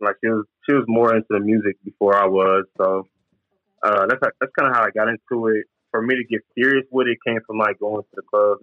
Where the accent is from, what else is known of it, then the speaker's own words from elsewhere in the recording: Missouri, United States; Mm-hmm, Kansas, Missouri.